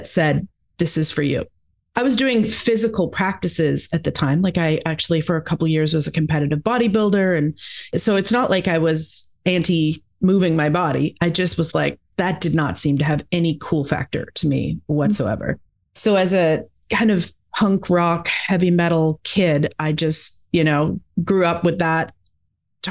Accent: Alberta, Canada; moved away as an adult; now in Victoria, Canada; Originally, I'm from Alberta in Canada

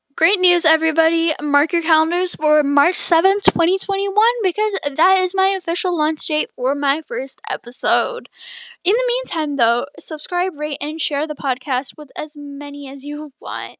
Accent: Toronto, Ontario, Canada; I'm from Canada, still here, born in Toronto, raised around the area.

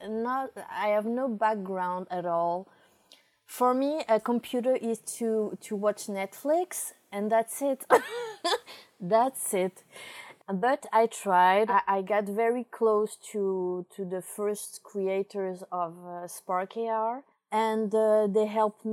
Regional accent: Paris, Île-de-France, France; moved away as an adult; now in Portugal; I come from France, from Paris

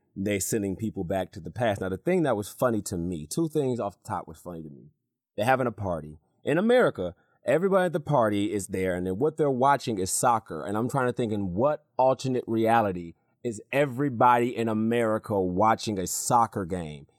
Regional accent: Michigan, United States; also born or lived in North Carolina; I'm from Michigan

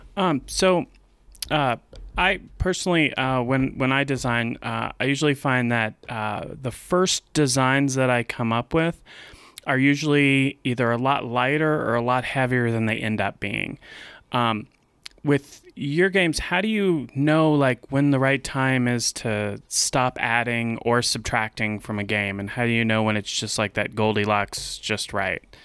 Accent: Louisiana, United States; moved away; I was raised in Louisiana

